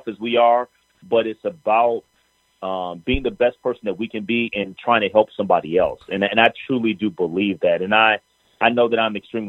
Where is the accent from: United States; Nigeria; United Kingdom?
United States; Minneapolis, Minnesota; also born or lived in Memphis/Newport, Arkansas area; right after I was born, she ended up getting a teaching job in Minneapolis